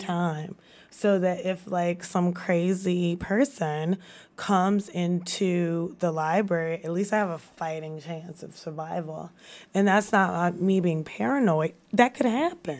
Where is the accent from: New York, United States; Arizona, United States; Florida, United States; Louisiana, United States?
Louisiana, United States; Baton Rouge; moved away as an adult; also born or lived in Washington, D.C.; now in Baton Rouge, United States; growing up in Baton Rouge